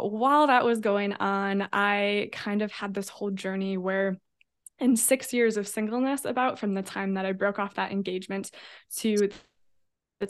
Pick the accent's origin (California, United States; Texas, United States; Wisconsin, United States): Wisconsin, United States; Fond du Lac; now in Milwaukee, United States; I was born in Fond du Lac, Wisconsin, then moved to Milwaukee for college